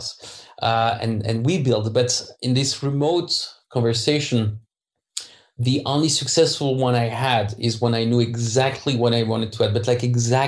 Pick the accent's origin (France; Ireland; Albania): France; English is a second language; moved away; I'm French, so I don't pronounce the H well